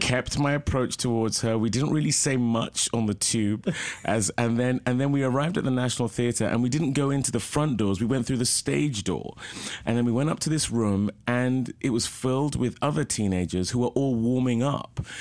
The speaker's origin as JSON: {"language": "English", "region": "London", "country": "United Kingdom", "tie": "born or raised there", "also_born_or_lived": "Oxford, England", "moved": "yes", "lives_now": "Los Angeles, United States", "said": "I was born in Oxford, England, and I lived there till the age of two, so I don't really remember it, but most of my life was spent, my early life anyway, in London."}